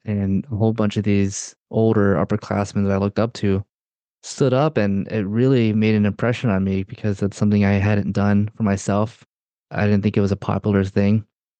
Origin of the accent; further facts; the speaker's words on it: Durham, North Carolina, United States; born there; I was born in Durham, North Carolina, and my parents are both Filipino, and okay. Grew up in a Filipino charismatic community